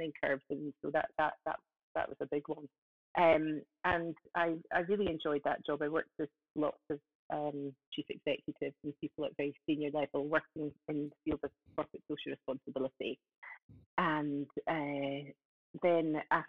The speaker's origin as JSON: {"language": "English", "area": "Scottish Borders", "region": "Scotland", "country": "United Kingdom", "also_born_or_lived": "Aberdeen", "said": "I am from Scotland in the Scottish Borders. That's just south of Edinburgh. I've lived here for 21 years"}